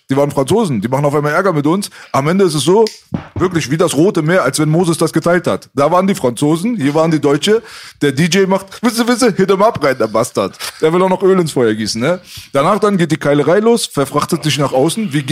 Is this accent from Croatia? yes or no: no; Iran; now in Germany; Also wenn ich jetzt gesagt habe, ich bin Iraner, haben sie gesagt, aber bist du nicht hier geboren? Habe ich gesagt, nein, ich bin hier nicht geboren.